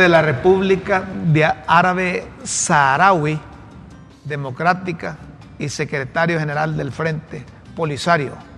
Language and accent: Spanish; Honduras; yo como hondureño